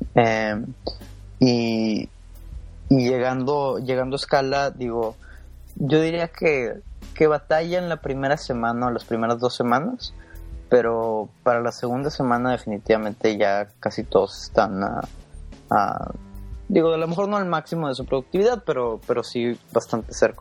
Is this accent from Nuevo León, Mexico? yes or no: yes; Monterrey, Nuevo León, Mexico; moved away as an adult; now in New York, United States; nací y crecí en, en Monterrey, Nuevo León